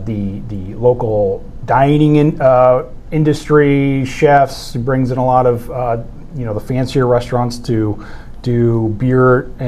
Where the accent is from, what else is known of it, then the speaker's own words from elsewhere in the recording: Oregon, United States; moved away as an adult; I grew up in Oregon until I was almost 18.